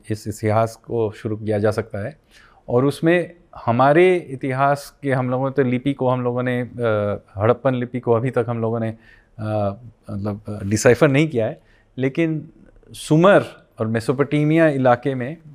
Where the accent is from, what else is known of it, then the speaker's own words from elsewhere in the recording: West Bengal, India; देखिए मैं बंगाली हूँ तो मैं एक हरियाणवी जनजाति के साथ मेरा क्या लगाव है